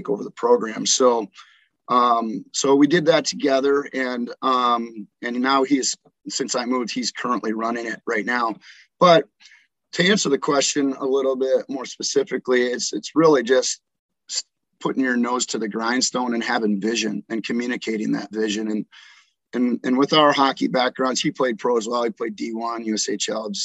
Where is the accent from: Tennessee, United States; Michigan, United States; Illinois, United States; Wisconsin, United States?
Wisconsin, United States; Green Bay; moved away as an adult; now in Tulsa, United States; I grew up in Green Bay, Wisconsin